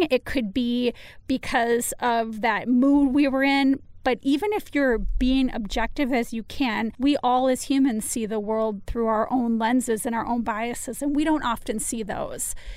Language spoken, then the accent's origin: English; United States; just because I live in the United States that I don't take great pride in being an American